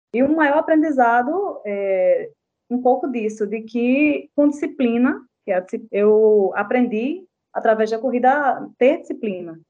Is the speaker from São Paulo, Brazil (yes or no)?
no; João Pessoa, Paraíba, Brazil; also born or lived in Patos; nasci em Patos, né? Sou sertaneja, mas moro aqui em João Pessoa desde os 10 anos de idade